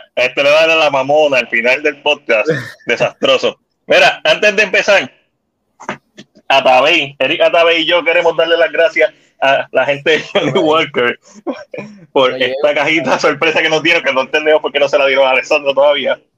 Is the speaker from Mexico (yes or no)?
no; Puerto Rico; nos identifica como puertorriqueños